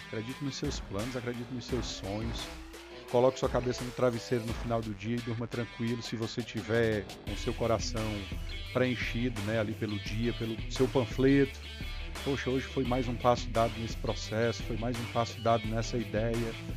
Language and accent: Portuguese; Maciço de Baturité region, Ceará, Brazil; Somos um lugar pequeno, população pequena, região pobre